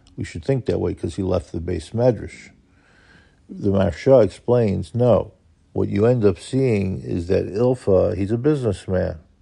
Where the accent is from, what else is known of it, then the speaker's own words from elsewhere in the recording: New York City, New York, United States; growing up in Kew Garden Hills